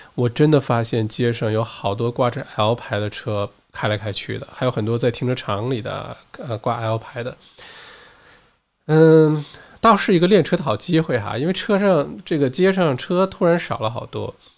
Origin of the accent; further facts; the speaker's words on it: Australia; 我基本上也算老乡了，好吧？从小，在这儿也二十多年